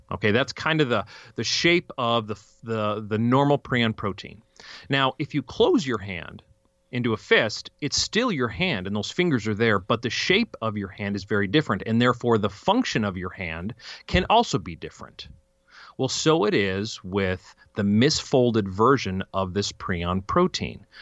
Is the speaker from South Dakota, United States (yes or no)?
no; Fairplay, Colorado, United States; also born or lived in California / Fort Collins, Colorado; we moved from California when I was three, apparently, right to Fairplay, Colorado